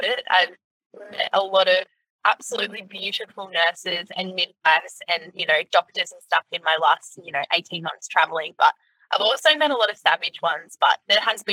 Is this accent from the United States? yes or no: no; Gold Coast, Queensland, Australia; moved away; I left the Gold Coast to get out of the drama, and yeah, I grew up on the Gold Coast.